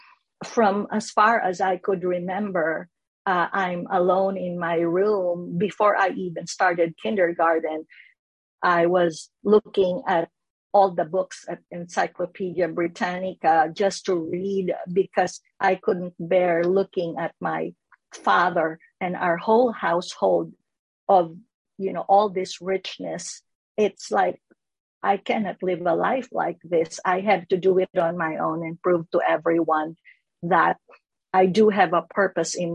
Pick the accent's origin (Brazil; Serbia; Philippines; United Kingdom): Philippines; Manila, Metro Manila; moved away as an adult; now in Los Angeles, United States; I was born in Manila, Philippines, raised there